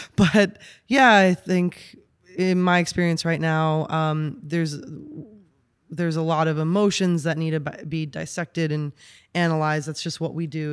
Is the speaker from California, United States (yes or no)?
no; New York, United States; moved away as an adult; also born or lived in Austin, Texas; now in Los Angeles, United States; born and raised in New York